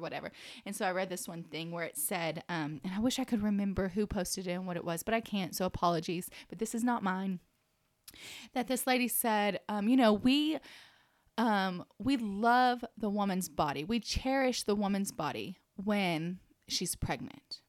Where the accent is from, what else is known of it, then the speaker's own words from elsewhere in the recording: Dallas–Fort Worth Metroplex, Texas, United States; moved away as an adult; now in Lubbock, United States; I'm from the Metroplex